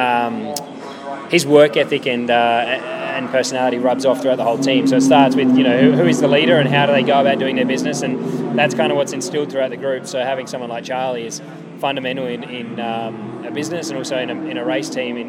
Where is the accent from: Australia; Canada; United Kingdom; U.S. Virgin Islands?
Australia; Adelaide, South Australia; at home in Adelaide